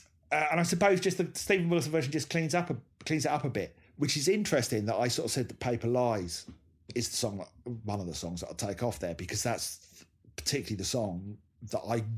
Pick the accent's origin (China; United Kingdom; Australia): United Kingdom; Hemel Hempstead, East of England; literally only a few miles from where I was growing up in Hemel Hempstead.